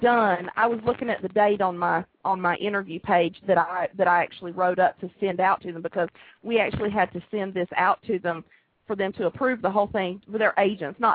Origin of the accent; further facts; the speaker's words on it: Georgia, United States; I've lived here my whole life, and I don't think I have quite as heavy an accent as Jess does